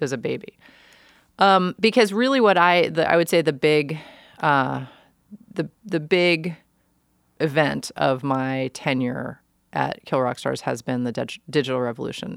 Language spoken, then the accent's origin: English; New York City, New York, United States; moved away as an adult; also born or lived in Olympia, Washington; now in Portland, United States; I grew up in New York. New York is my home